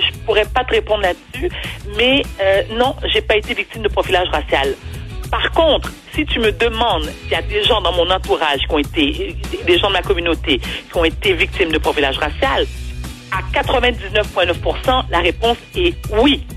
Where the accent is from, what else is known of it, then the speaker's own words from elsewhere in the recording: Montreal, Quebec, Canada; je suis née et j'ai été élevée à Outremont